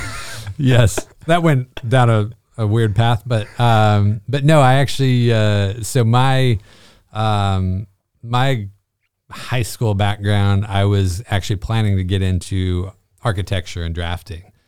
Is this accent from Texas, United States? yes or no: no; Bishop, California, United States; moved away as an adult; also born or lived in Panorama City, California; now in Evans, United States; I am from uh, California, born and raised